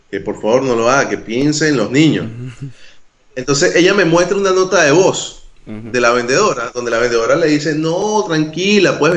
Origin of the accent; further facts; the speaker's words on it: Venezuela; moved away; sí, salí de Venezuela y conquisté un culito internacional.